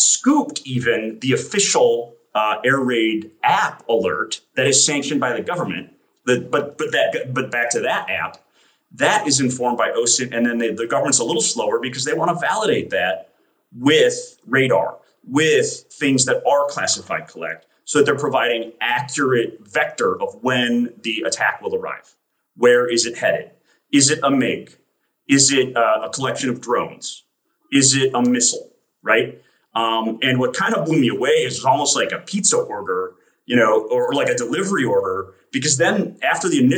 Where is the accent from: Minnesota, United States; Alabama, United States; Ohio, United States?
Minnesota, United States; I grew up in Minnesota with tornado alerts